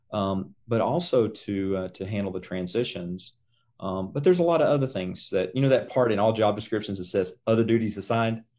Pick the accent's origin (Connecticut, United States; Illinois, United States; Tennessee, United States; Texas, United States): Tennessee, United States; Greeneville; moved away as an adult; now in Oklahoma, United States; I grew up in, uh, a little town in East Tennessee. Um, And, uh, it's, it was east of Knoxville, west of the Tri-City, so the town, um, it's called Greenville.